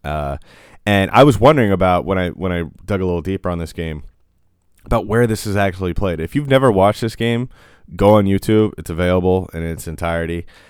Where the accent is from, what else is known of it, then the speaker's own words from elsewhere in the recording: United States; I'm an American